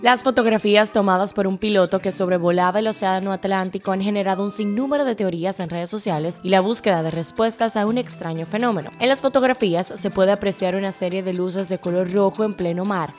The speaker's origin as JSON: {"language": "Spanish", "country": "Dominican Republic"}